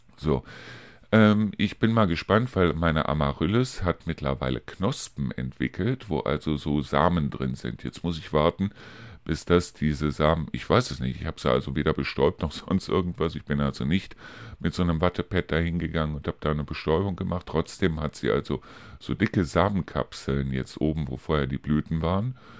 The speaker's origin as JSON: {"language": "German", "area": "Neuss, Cologne, Düsseldorf area", "region": "North Rhine-Westphalia", "country": "Germany", "tie": "born or raised there", "moved": "yes", "said": "in meine alte Heimat sprich also in den Bereich äh, Neuss, Köln, Düsseldorf"}